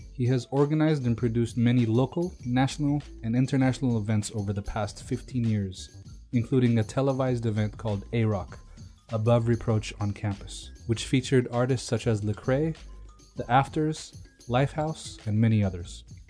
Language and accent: English; Ethiopia; now in United States